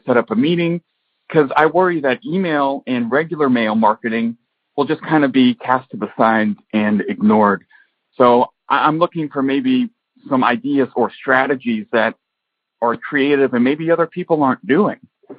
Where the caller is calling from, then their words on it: Harmony, Florida, United States; And I'm calling from Harmony, Florida.